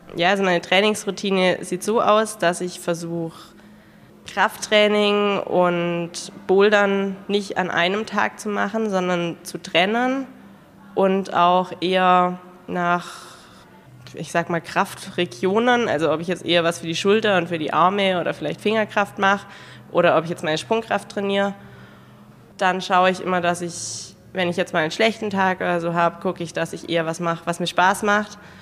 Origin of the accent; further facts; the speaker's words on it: Ravensburg, Baden-Württemberg, Germany; Ich komme aus Ravensburg